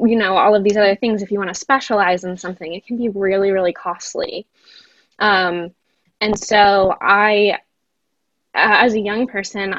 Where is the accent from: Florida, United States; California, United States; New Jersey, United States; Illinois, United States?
New Jersey, United States; moved away; also born or lived in Connecticut; I'm from New Jersey originally